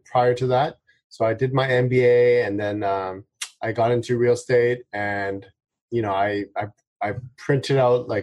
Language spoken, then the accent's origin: English; Vancouver, British Columbia, Canada; I'm born and raised in Vancouver